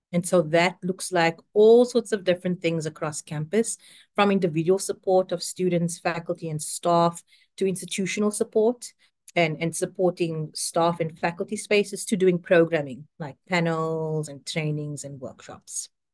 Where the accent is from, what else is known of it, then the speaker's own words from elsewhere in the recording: South Africa; moved away as an adult; now in United States; I am South African and have been in the United States for, I think it's now eleven years